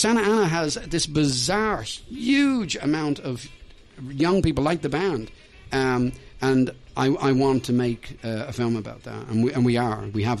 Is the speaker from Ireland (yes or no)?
yes; Ireland; moved away; also born or lived in Dublin, Ireland; I'm obviously European, you know. My family live in Dublin, Ireland. I'm Irish.